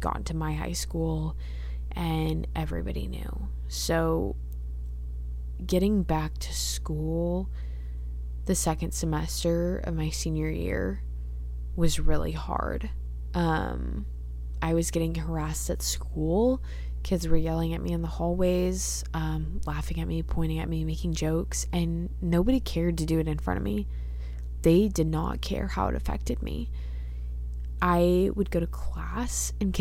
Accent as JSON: {"language": "English", "town": "Dallas", "region": "Texas", "country": "United States", "said": "I'm from Dallas"}